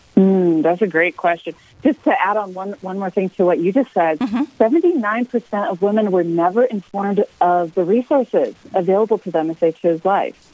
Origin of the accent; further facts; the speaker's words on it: Michigan, United States; now in Colorado Springs, United States; I'm from Michigan originally. I grew up on a farm there